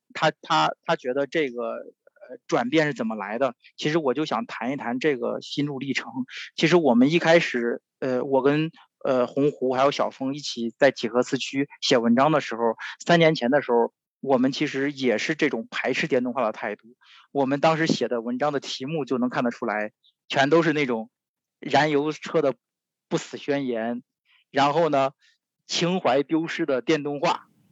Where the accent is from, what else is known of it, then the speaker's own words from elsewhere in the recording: China; moved away as an adult; also born or lived in Stuttgart, Germany; now in Shanghai, China; 现在我回到了上海，其实我也是二十年没有回中国了